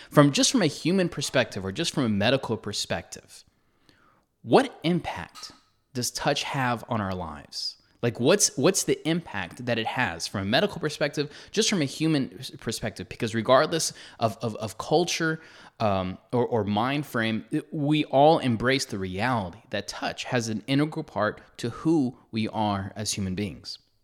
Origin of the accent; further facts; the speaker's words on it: United States; as an American